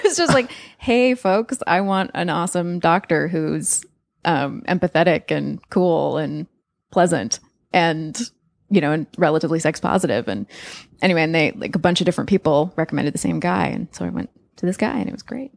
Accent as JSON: {"language": "English", "region": "California", "country": "United States", "tie": "born or raised there", "also_born_or_lived": "Australia", "moved": "yes", "lives_now": "New York, United States", "said": "we grew up in California, but now live in New York"}